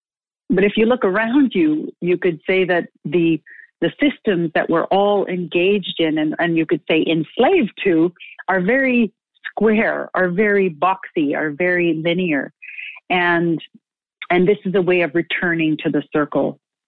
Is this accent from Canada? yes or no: yes; Manitoba, Canada; also born or lived in Saskatchewan; I'm from Treaty One territory in the homeland of the Métis in Saskatchewan and Manitoba, Canada.